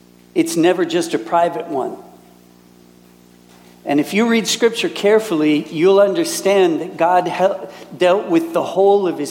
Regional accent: Minnesota, United States; moved away as an adult; also born or lived in Wisconsin / Canada; now in Germany; And I was raised in Minnesota. So that's where I'm from

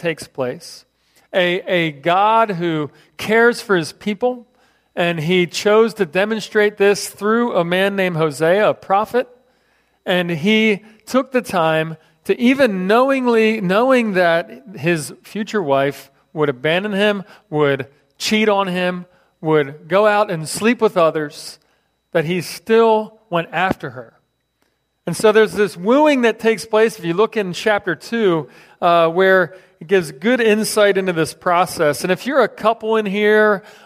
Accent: Philadelphia, Pennsylvania, United States; moved away; I grew up in Philadelphia

